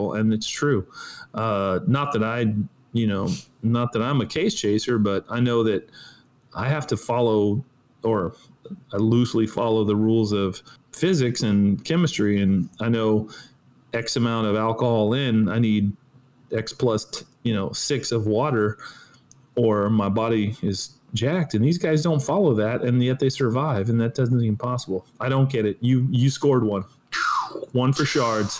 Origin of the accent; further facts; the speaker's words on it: California, United States; now in Florida, United States; I grew up in California